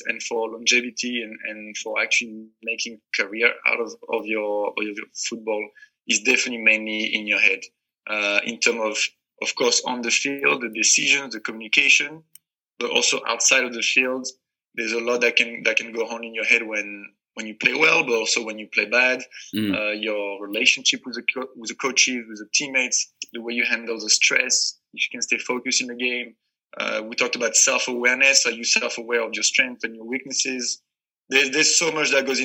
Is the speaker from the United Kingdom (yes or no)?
no; north of France, France; moved away; I'm from France and I'm from the north. So I started playing in Lille Olympique Soccer